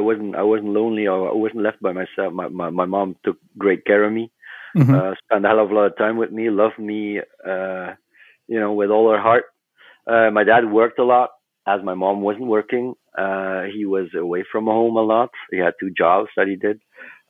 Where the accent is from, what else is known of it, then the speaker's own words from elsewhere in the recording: Flanders, Belgium; Yeah, we were all born and raised in West Flanders, and that's a small part of Belgium.